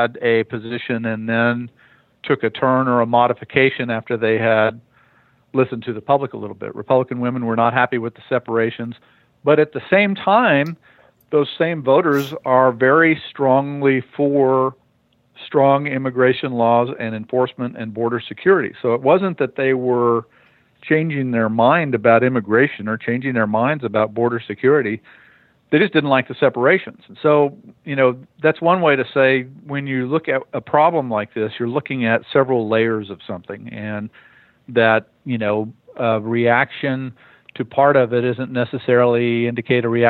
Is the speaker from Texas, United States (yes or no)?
yes; El Paso, Texas, United States; now in Austin, United States; I was born in the Panhandle and raised in El Paso